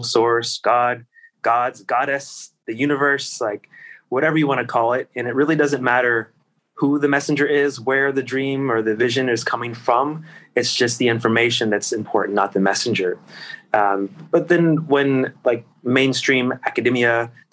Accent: Virginia, United States; my hometown in Virginia, where I was at the time

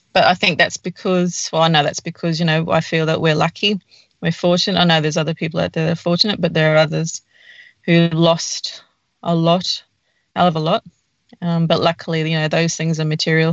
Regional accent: Bowen, Queensland, Australia; moved away; This is my hometown. I've not long moved back.

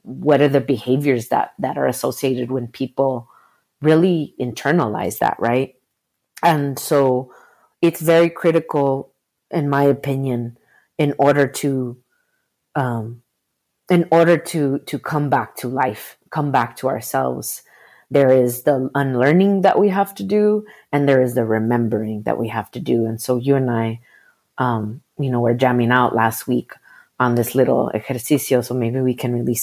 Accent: Arizona, United States; I was born in Arizona

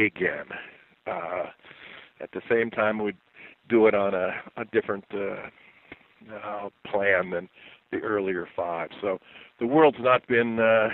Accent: Yellowtail, Montana, United States; I'm from Yellowtail, Montana, which is in the Bighorn Mountains

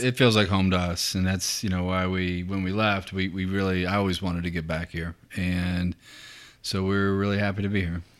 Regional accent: Lewisburg, West Virginia, United States; also born or lived in New Mexico; now in Lexington, United States; my hometown is, is, um, is Lewisburg, so where the Greenbrier Resort is

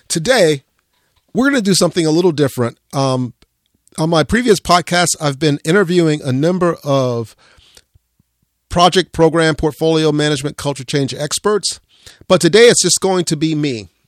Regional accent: Central Florida, United States; growing up in Central Florida

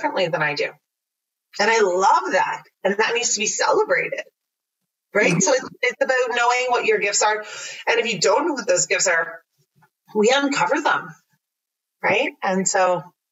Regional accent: Mildmay, Ontario, Canada; I grew up in Mild Bay

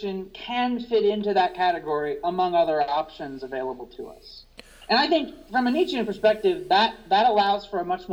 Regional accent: Indiana, United States; I'm from Indiana

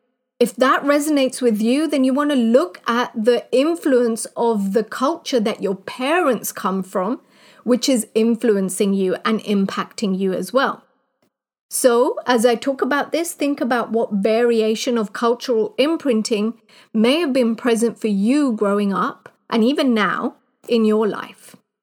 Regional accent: Kenya; moved away; also born or lived in United Kingdom; growing up in Kenya.

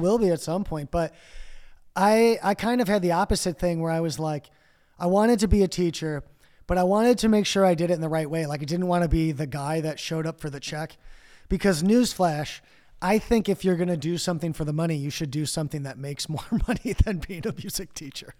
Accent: Chicago, Illinois, United States; also born or lived in Mexico / Winfield, Illinois; I grew up both in Chicago and the suburbs

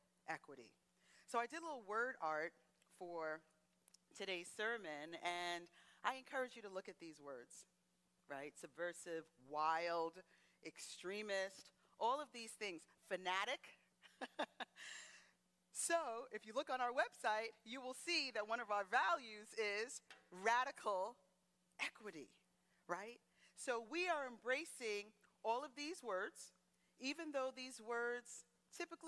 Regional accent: Teaneck, New Jersey, United States; first language English; I was born here in the United States. I'm from a town called Teaneck, New Jersey, which is a middle-class community.

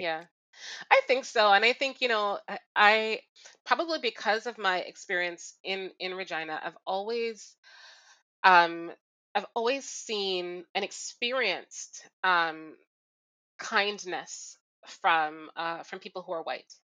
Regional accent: Jamaica; now in Toronto, Canada; I grew up in Jamaica

